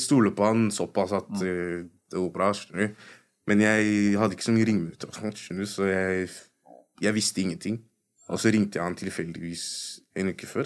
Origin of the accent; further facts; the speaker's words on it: Oslo, Norway; folk som har kommet fra fuckings østkanten